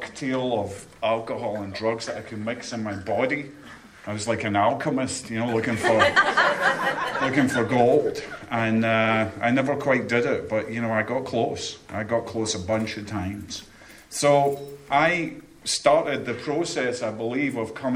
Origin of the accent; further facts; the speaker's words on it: Scotland, United Kingdom; now in Chesapeake, United States; I'm from Scotland